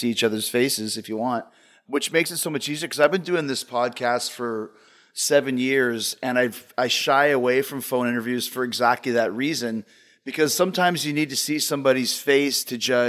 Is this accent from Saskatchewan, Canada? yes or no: no; Winnipeg, Manitoba, Canada; moved away; also born or lived in Calgary; I moved from Winnipeg to Calgary in 1990